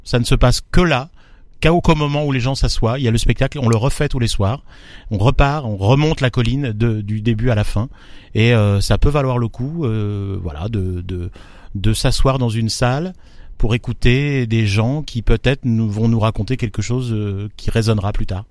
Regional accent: Beauce, Centre-Val de Loire, France; moved away; also born or lived in Tours / Paris; je suis né euh, dans, le au cœur de la Beauce, dans les blés, euh, et ensuite j'ai migré vers la Touraine, Tours

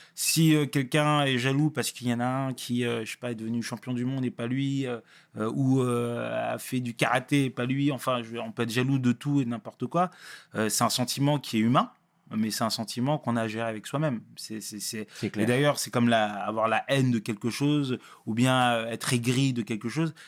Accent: Sarcelles, Île-de-France, France; also born or lived in Paris; Non, je suis pas né à Sarcelles. Je suis né, à Paris, euh, Paris, euh, Paris 20e. Euh, mais j'ai vu qu'à Sarcelles bien, bien plus de 12 ans.

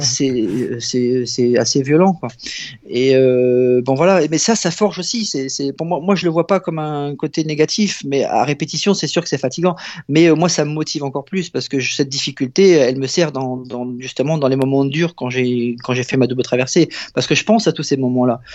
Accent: Abbeville, Hauts-de-France, France; je suis originaire d'Abbeville

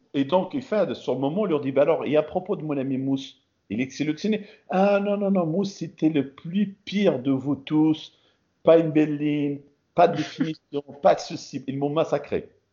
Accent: Morocco; also born or lived in France; now in Portland, United States; représenter mon pays natal

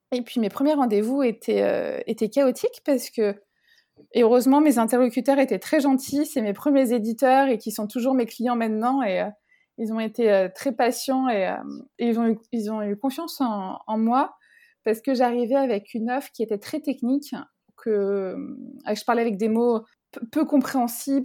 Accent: France; je viens de France

